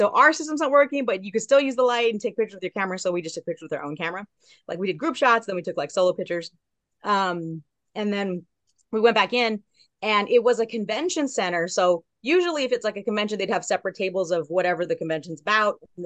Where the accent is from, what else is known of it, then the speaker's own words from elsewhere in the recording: Southern California, United States; also born or lived in Long Beach; I'm from Southern California